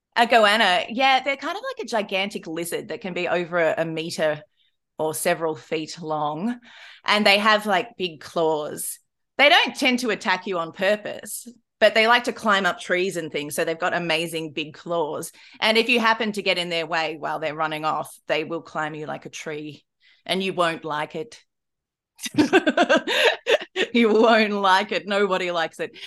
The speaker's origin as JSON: {"language": "English", "country": "Australia", "said": "I'm Australian."}